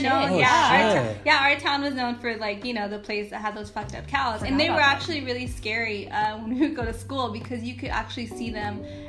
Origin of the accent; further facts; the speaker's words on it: Chino, California, United States; I grew up in Chino. I grew up in Chino.